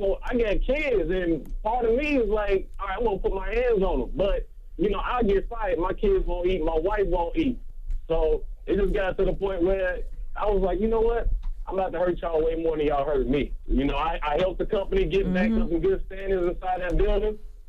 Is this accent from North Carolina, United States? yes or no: yes; Charlotte, North Carolina, United States; So I'm from Charlotte.